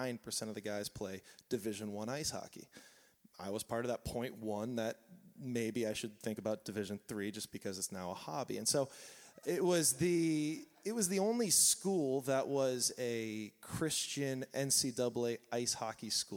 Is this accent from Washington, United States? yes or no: no; Southern California, United States; I grew up here in Southern California